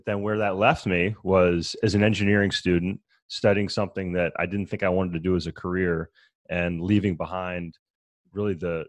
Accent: Maryland, United States; So I grew up in Maryland. I started racing bikes when I was 14 years old

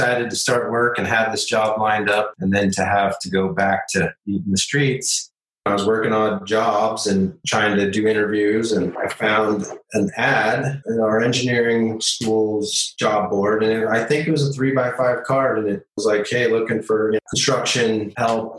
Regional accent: Portland, Oregon, United States; now in Phoenix, United States; I grew up in Portland, Oregon

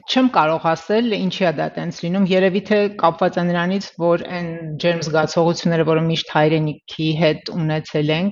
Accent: Russia; moved away as an adult; also born or lived in Tula, Russia; now in Armenia; Ծնվել եմ իհարկե Հայաստանում, սակայն մեծացել եմ Հայաստանից դուրս, Ռուսաստանի Դաշնությունում, այդպես է ստացվել, ծնողներս տեղափոխվել են այնտեղ։

